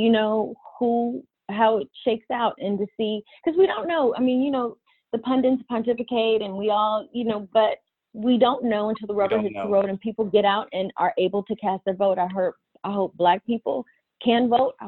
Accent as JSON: {"language": "English", "town": "Cincinnati", "region": "Ohio", "country": "United States", "said": "I'm from Ohio"}